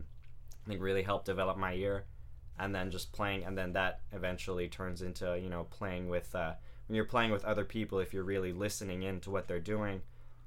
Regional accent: Vacaville, California, United States; now in San Jose, United States; I'm from Vacaville originally

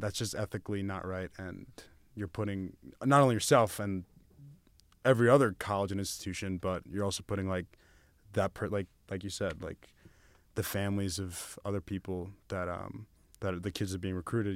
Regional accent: New York, United States; I'm from New York

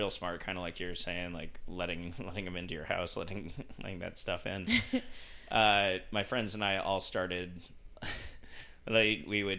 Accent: Utah, United States; And I grew up with him in Utah

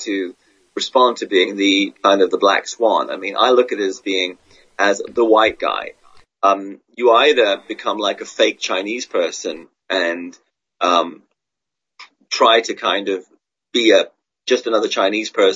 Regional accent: England, United Kingdom; also born or lived in Australia; now in Hong Kong; I'm remain at heart an Australian guy, Swedish Australian guy born and raised in England. And I'm in Hong Kong and I'm in China.

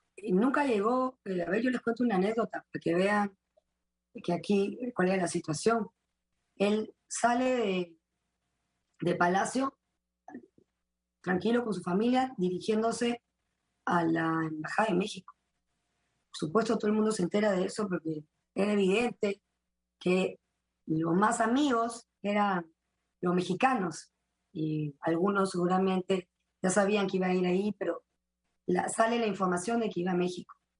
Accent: Peru; en el Perú todos salimos de Inca y de Mandinga

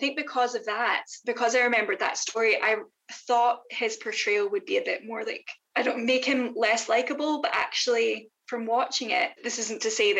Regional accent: Scotland, United Kingdom; we're Scottish

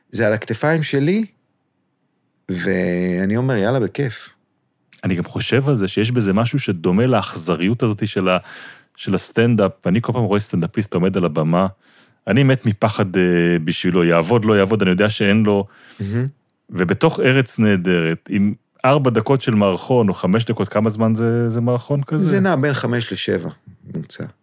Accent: Southern District, Israel; אני גדלתי בקיבוץ של השומר הצעיר, אני מרץ עד היום, כאילו. על גבול עזה.

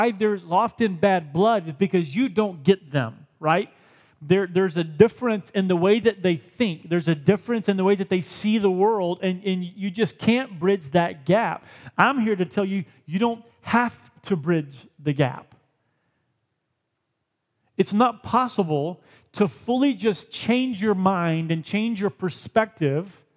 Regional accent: United States; I want to be more Christian than I am American.

